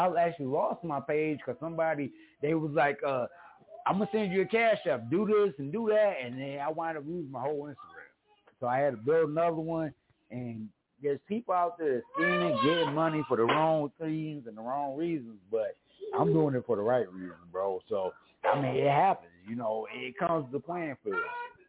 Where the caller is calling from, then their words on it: Mesa, Arizona, United States; Hey, I'm calling in from Sunny Mesa, Arizona.